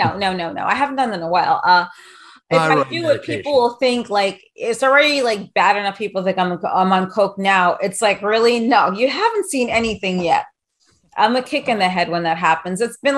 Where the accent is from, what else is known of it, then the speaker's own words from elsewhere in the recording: New York City, New York, United States; I grew up in New York City, so I get it. I mean, I'm still very much a New Yorker.